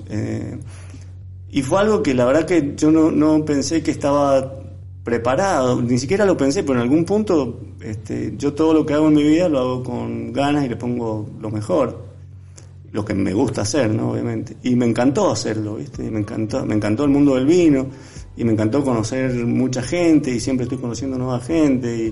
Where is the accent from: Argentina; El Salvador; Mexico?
Argentina; Mendoza; yo como buen mendocino, sabes que todos los mendocinos tienen una relación con el vino estrecha